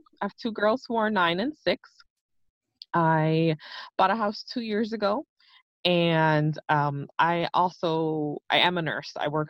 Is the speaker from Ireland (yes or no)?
no; Puerto Rico; born there; So where I grew up is always like, it's like a complicated question. People ask me, where are you from? So I was actually, my parents are from the Dominican Republic. My mom flew over to Puerto Rico so I could be born